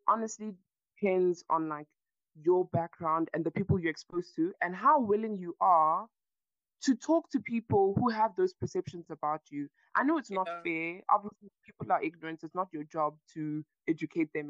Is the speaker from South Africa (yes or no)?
yes; South Africa; I'm a South African citizen. I've been born and raised here